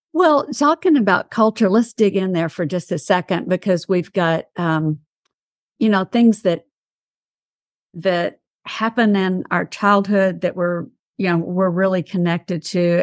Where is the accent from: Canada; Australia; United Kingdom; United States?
United States; East Texas; I am from East Texas